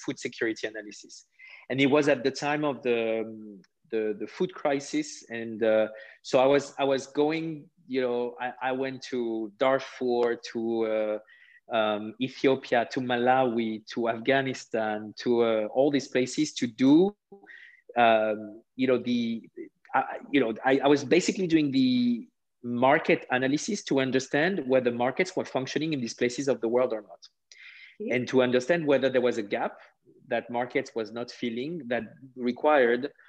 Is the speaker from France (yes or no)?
yes; southwest France, France; English is a second language; moved away as an adult; now in Germany; I grew up in France. You know, I come from a very humble family in the southwest of France